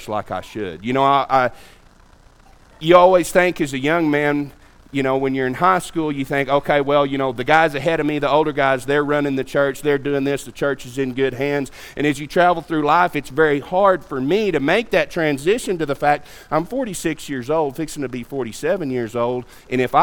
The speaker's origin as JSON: {"language": "English", "country": "United States", "said": "being an American"}